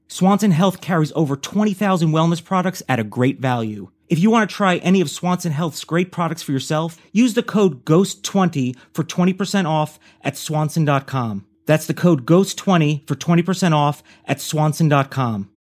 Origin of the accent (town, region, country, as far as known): New York, United States; born or raised there